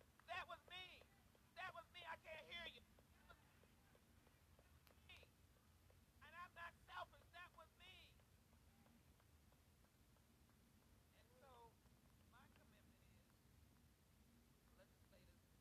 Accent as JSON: {"language": "English", "country": "United States", "said": "I'm an American, the United States of America"}